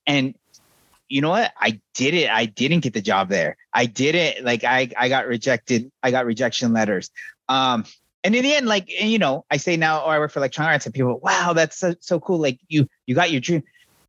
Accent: Arizona, United States; I'm from Navajo Nation, the upper corner of Arizona. So we're probably as far apart as you can become where we're from.

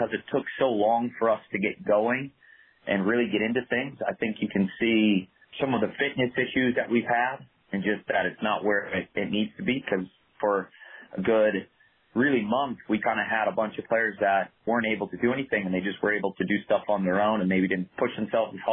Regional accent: Hudson, Ohio, United States; I'm originally from Hudson, Ohio, which is just north of Akron

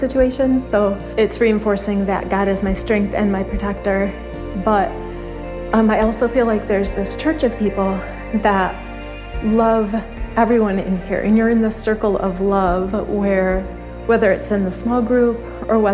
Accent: Greenville, United States; we're from Greenville area

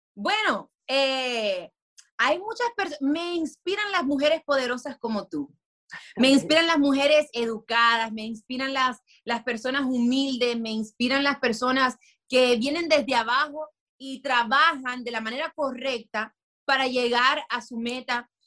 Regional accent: Miami, Florida, United States; moved away; also born or lived in Dominican Republic; yo sí nací y en Miami

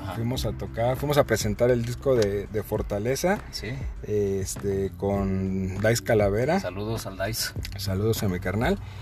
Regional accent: Michoacán, Mexico; now in Querétaro, Mexico; yo soy de Michoacán

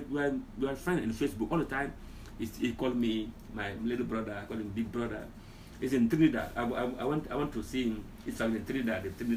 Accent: Guinea; moved away; So I'm from Guinea. I love Guinea. I love my culture.

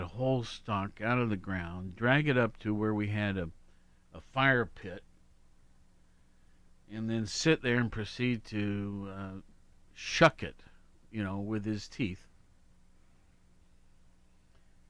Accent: Worthington, Ohio, United States; my home growing up in Worthington.

